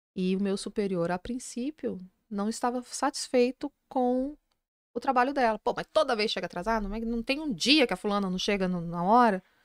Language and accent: Portuguese; Minas Gerais, Brazil; Eu sou mineira